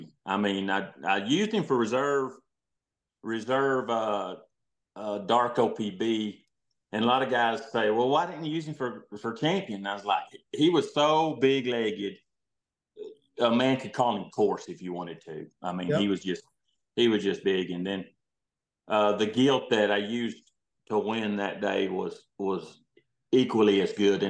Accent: Littlefield, Texas, United States; also born or lived in Lubbock, Texas / San Angelo, Texas; I was born in Littlefield, just right outside of Lubbock here. So kind of been here our whole life

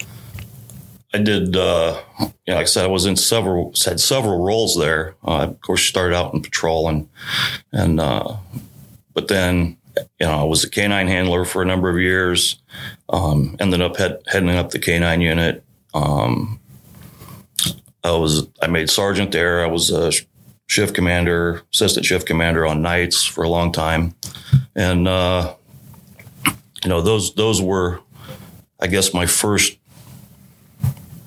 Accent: Lucas, Ohio, United States; also born or lived in Middleburg Heights; I was born and grew up in Lucas

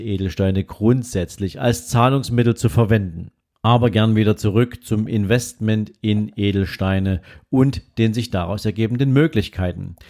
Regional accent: Dresden, Saxony, Germany; bei uns in Dresden

